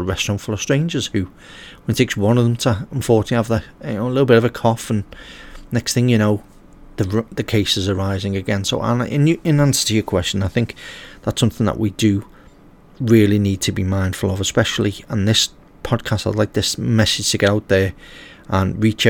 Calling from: Liverpool, North West England, United Kingdom; as obviously we're coming from Liverpool in England.

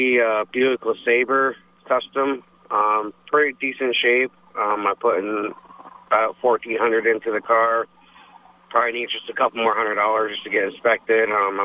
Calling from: Colchester, Vermont, United States

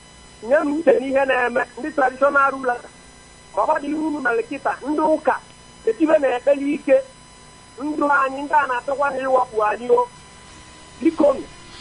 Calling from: Enugu, Enugu State, Nigeria; I'm calling from Enugu.

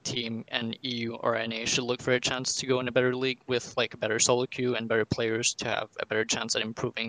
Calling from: Montreal, Quebec, Canada; Montreal, Quebec.

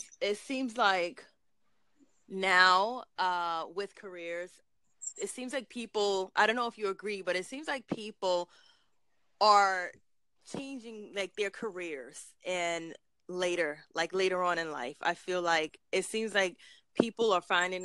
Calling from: New York City, New York, United States; I'm calling from Brooklyn, New York

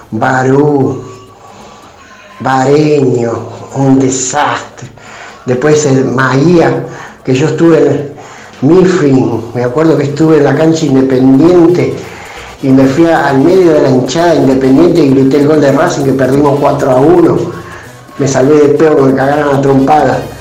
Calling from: Guernica, Buenos Aires Province, Argentina; Hola Rami y todo el equipo … de Guernica.

